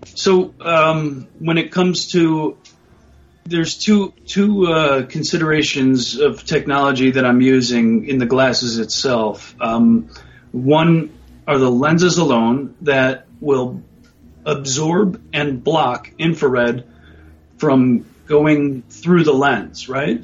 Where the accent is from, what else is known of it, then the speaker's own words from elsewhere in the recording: United States; growing up in the United States